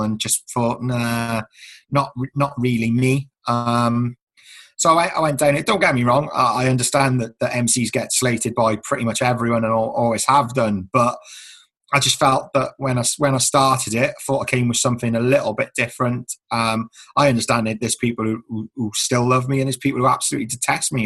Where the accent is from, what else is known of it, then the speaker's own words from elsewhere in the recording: Newport, United Kingdom; I had probably my own growing up in Newport as well